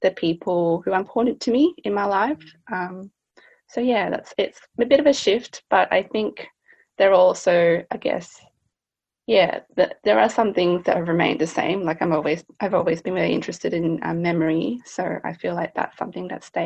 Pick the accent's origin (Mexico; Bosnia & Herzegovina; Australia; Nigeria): Australia; growing up in Australia, you're often labeled as Asian